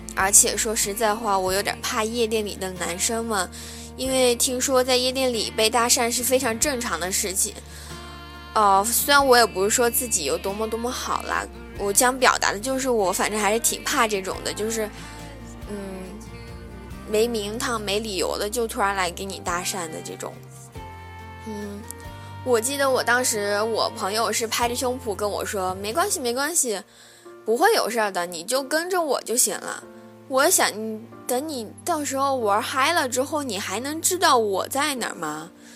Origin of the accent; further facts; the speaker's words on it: southern China, China; 我是南方人